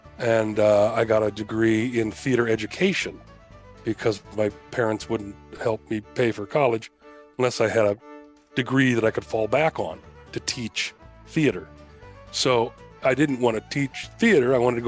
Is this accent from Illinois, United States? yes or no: yes; Oak Park, Illinois, United States; also born or lived in Schaumburg / San Diego; So I grew up in Oak Park originally, and then we moved out to the farther suburbs of Schaumburg later, and went to high school 1 year in Oak Park.